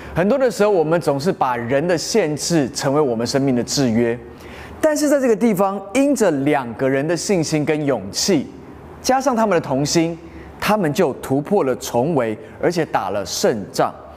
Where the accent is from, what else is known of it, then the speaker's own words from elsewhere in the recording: Taiwan; 在台湾的我们，其实相信的都是一样的